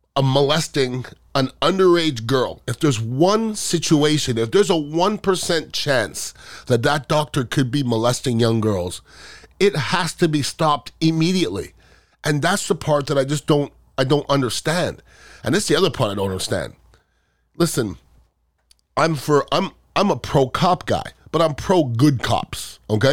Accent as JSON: {"language": "English", "country": "United States", "said": "being American and a proud American"}